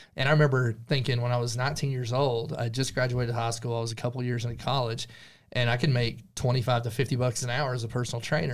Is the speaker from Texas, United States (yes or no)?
yes; Stinnett, Texas, United States; now in Amarillo, United States; I grew up here in the Texas Panhandle, about fifty miles away from Amarillo, little small town called Stinnett